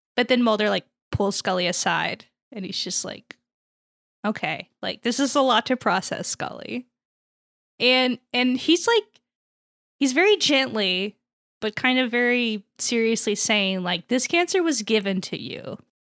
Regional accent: United States; as an American

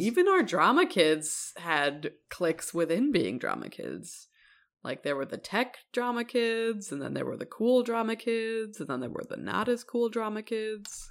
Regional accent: Evanston, Illinois, United States; it was based on my hometown, uh, or set in my hometown

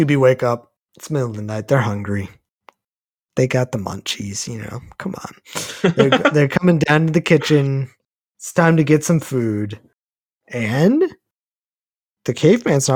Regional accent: Texas, United States; I'm from Texas. Not a lot of opportunities to go snowboarding in Texas.

